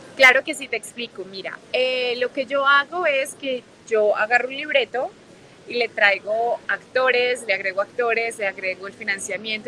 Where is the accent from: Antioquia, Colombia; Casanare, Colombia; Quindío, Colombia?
Antioquia, Colombia; Medellín; moved away as an adult; also born or lived in Mexico City, Mexico; now in Los Angeles, United States; Nací en México y crecí en Medellín, Colombia y vivo en Los Ángeles